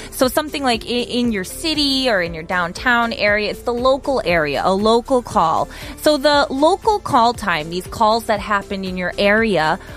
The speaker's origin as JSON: {"language": "English", "country": "United States", "moved": "yes", "said": "as an American, I can kind of relate to this. I remember when I was living back home"}